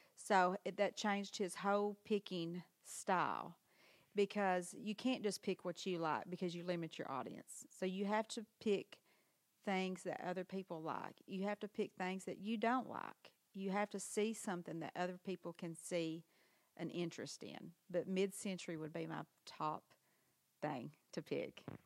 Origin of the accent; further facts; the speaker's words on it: Harrisburg, Arkansas, United States; also born or lived in Memphis; I was born in, in Memphis, but then I've lived here in Harrisburg my whole life.